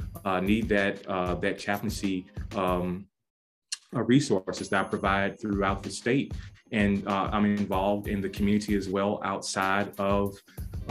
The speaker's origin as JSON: {"language": "English", "town": "Louisville", "region": "Kentucky", "country": "United States", "tie": "born or raised there", "said": "I am from Louisville, Kentucky, born and raised in West Louisville, or the West End is what we call it"}